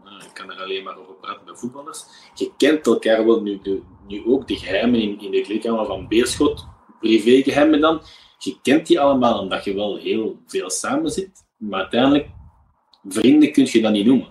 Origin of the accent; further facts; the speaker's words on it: Belgium; als Belg